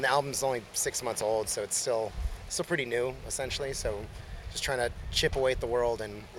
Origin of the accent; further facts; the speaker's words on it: Orange County, California, United States; we're from Orange County, so this is like a hometown show for us.